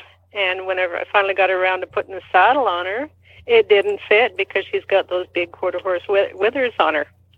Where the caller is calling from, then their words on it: Canada; I'm calling from Canada, by the way.